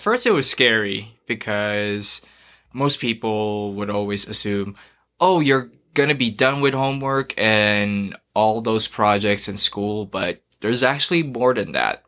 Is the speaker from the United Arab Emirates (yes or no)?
yes; Dubai, United Arab Emirates; also born or lived in Philippines; now in Idaho, United States; So, I'm from the Philippines. I grew up there, and then went to Dubai when I was four years old